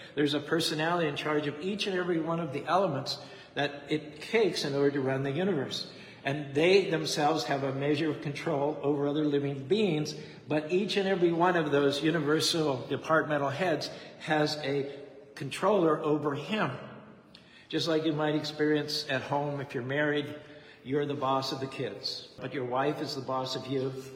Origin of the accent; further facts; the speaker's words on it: United States; I'm an American.